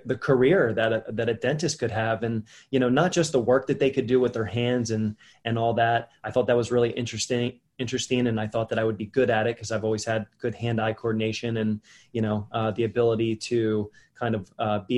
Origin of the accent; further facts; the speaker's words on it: Wilmington, Delaware, United States; I was born and raised in Wilmington, Delaware, the first state, and I grew up here